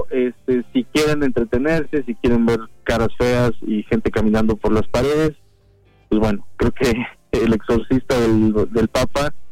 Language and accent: Spanish; Mexico; por así que valga la redundancia como mexicanos, entonces entendemos ese mundo